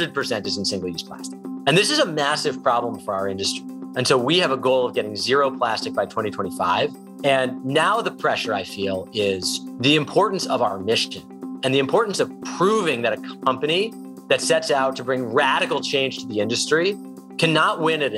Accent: Westchester County, New York, United States; I grew up in Westchester County in the 80s

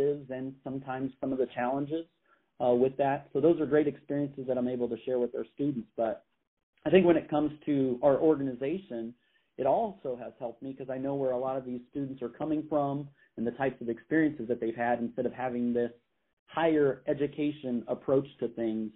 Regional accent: Indiana, United States; now in Illinois, United States; as a kid growing up in Indiana, I lived very close to Notre Dame

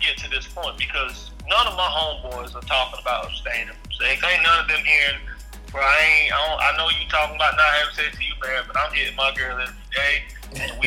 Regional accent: Bible Belt, the South, United States; being from the South, being a young black man growing up in the Bible Belt

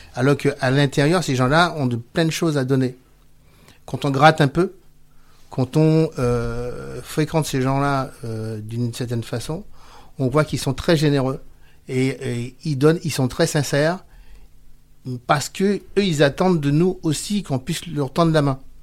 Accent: Villepinte, Île-de-France, France; Chez nous, à Villepinte

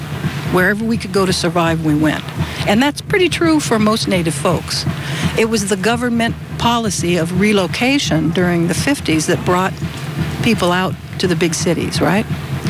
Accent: Southern California, United States; I was born here in Southern California, and my grandfather lived here, and we went a long way to get from South Dakota all the way through Idaho, then in Oregon, then all the way down here during the Depression.

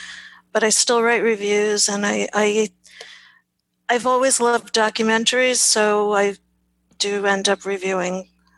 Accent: New York, United States; now in Los Angeles, United States; I now live in Los Angeles. I'm originally from New York.

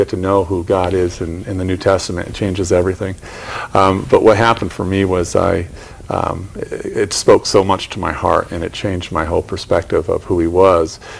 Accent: Connecticut, United States; we're from Connecticut

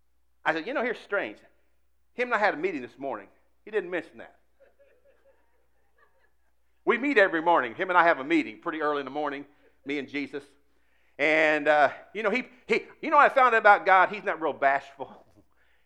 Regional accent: Indianapolis, Indiana, United States; Years ago, I was raised in Indianapolis

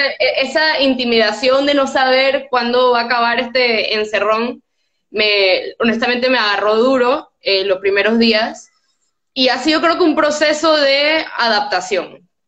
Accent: Panama; moved away as an adult; also born or lived in Switzerland; yo había vivido toda mi vida aquí y era todo lo que yo conocía

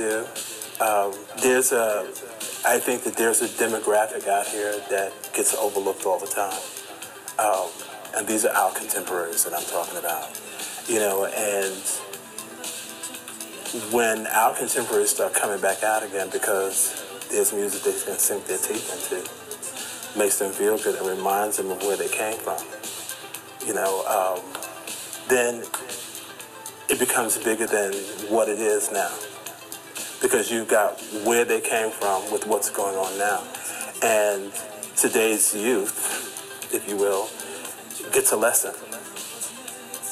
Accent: Chicago, Illinois, United States; growing up in Chicago and playing at the warehouse

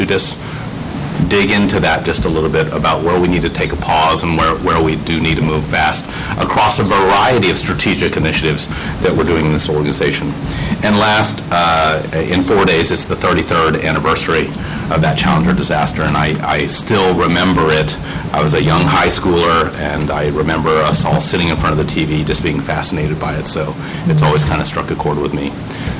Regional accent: Houston, Texas, United States; I'm a born and raised Texan. I was born in Houston, the home of NASA

